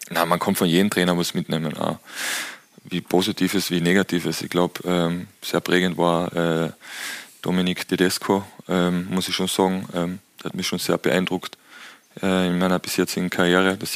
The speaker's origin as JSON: {"language": "German", "country": "Austria", "said": "als Österreicher wollte einfach näher an die Heimat."}